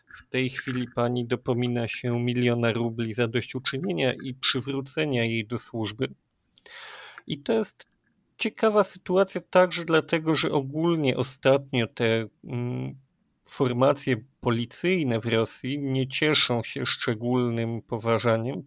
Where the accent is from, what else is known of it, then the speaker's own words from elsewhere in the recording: Kraków, Lesser Poland, Poland; My jesteśmy z Krakowa